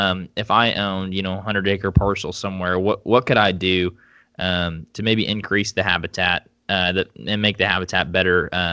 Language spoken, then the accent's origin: English; Vinita, Oklahoma, United States; So I grew up in Veneta, Oklahoma, which is far northeast corner.